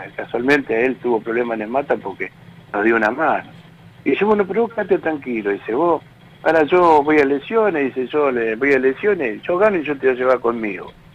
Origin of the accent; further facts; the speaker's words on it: Tigre, Buenos Aires Province, Argentina; now in Garín, Argentina; yo soy de ahí, de Tigre, cerca donde están las, donde están ustedes, yo me crié por ahí